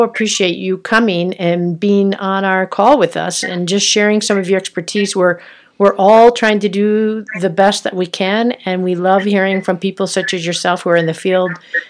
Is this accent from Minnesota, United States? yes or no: yes; Minnesota, United States; I'm from Minnesota, spent some time in Boundary Waters, love Duluth.